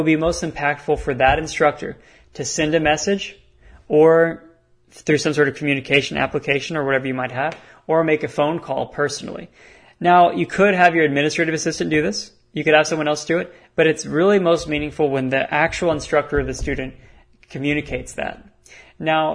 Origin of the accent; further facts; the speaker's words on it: Texas, United States; I'm from Texas